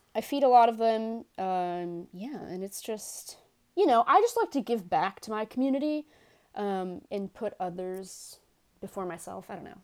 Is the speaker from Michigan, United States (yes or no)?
no; New York City, New York, United States; accent: Bronx; I am, uh, born and bred in New York